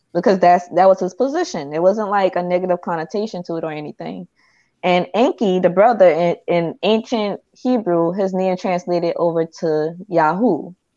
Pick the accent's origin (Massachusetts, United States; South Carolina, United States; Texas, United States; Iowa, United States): South Carolina, United States; Charleston; I'm from Charleston